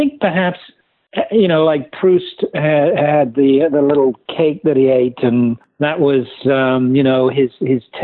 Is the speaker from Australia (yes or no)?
no; West Midlands, United Kingdom; moved away as an adult; now in New York City, United States; I grew up in England, in the West Midlands of England